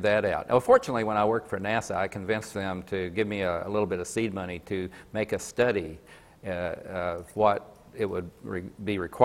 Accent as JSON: {"language": "English", "town": "Coalwood", "region": "West Virginia", "country": "United States", "tie": "born or raised there", "said": "me growing up in Colwood. I thought it was a pretty cool place to live"}